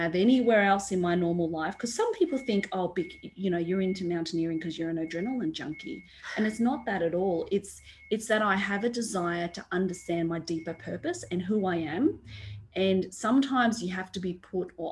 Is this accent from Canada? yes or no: no; Australia; I am this first generation born here. I am Australian.